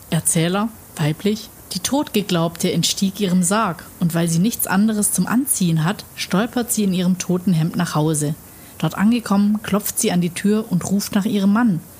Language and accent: German; Baden-Württemberg, Germany; Echt jetzt ein Berg mit 118 Meter willst du mir verkaufen? Ich komme aus dem Schwarzwald.